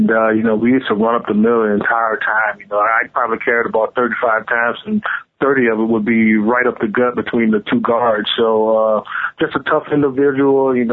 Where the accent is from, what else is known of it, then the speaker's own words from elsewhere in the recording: the South, United States; you know, even though I'm from the South